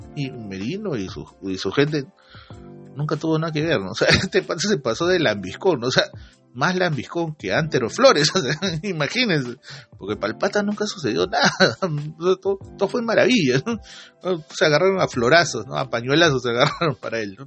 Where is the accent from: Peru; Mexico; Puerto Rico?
Peru; Iquitos, Loreto; moved away; Tuve la oportunidad de volver a mi tierra, ¿no? a mi isla bonita, a mis quitos de siempre.